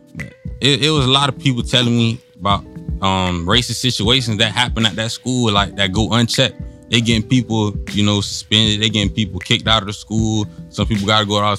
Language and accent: English; Oakland, Florida, United States; I'm from Oakland.